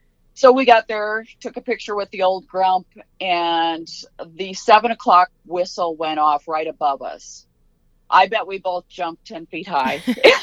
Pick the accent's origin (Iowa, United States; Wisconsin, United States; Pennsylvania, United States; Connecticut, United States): Iowa, United States; Waverly; I'm from Northeast Iowa, a small town called Waverly, Iowa.